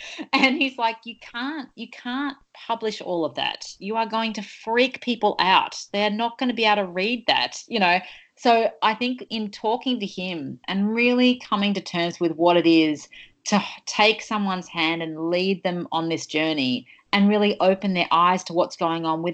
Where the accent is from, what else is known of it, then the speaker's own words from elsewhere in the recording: Sydney, New South Wales, Australia; I grew up on the Northern Beaches in the 90s